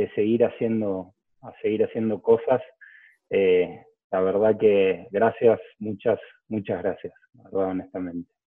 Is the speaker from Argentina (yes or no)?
yes; Lomas de Zamora, Buenos Aires Province, Argentina; la Universidad de Lomas de Zamora, de, que es de la zona de donde soy